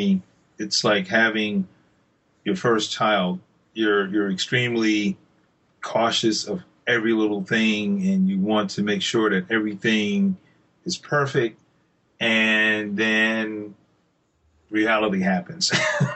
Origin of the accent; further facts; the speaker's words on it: Columbia, South Carolina, United States; Columbia, which is my hometown here in South Carolina